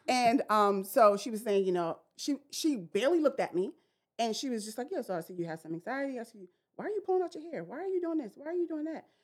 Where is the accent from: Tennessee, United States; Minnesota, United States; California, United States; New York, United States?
New York, United States; New York City; I grew up in Brooklyn, New York.